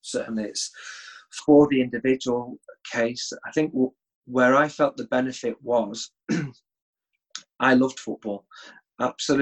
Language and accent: English; Sale, North West England, United Kingdom; also born or lived in Sheffield / Liverpool; I was born in Sheffield, although I don't have too many memories there because I left at the age of 5 and moved to South Manchester, Cheshire, a place called Sale. That was where my mum and dad originally came from, so that was why they wanted to settle there. That was where I had my schooling right the way up to the age of 16